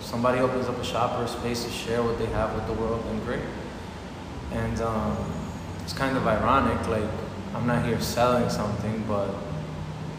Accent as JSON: {"language": "English", "town": "New York City", "region": "New York", "country": "United States", "tie": "born or raised there", "also_born_or_lived": "Dominican Republic", "said": "I'm from Queens. I'm from Corona, Queens"}